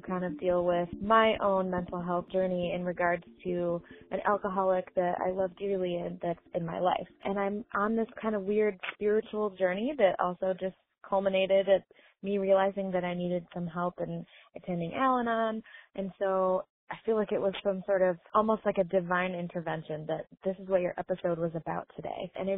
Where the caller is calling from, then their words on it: Michigan, United States; Hi, Ingrid. … I'm from Michigan.